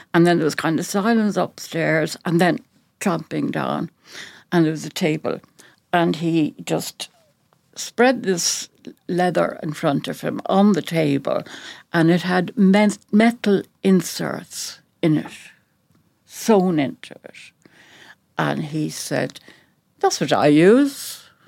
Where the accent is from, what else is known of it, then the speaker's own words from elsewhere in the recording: Dublin, Leinster, Ireland; moved away; also born or lived in Navan; I was brought up in North Dublin and we were the biggest family around